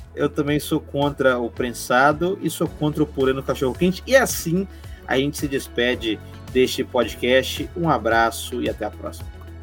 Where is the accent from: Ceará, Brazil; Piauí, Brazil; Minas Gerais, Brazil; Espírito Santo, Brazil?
Minas Gerais, Brazil; interior of; Eu sou mineiro do interior, quase capixaba